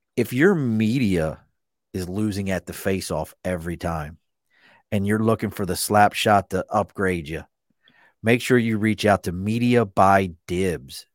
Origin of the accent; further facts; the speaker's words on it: Baltimore, Maryland, United States; now in New York, United States; I grew up in Baltimore.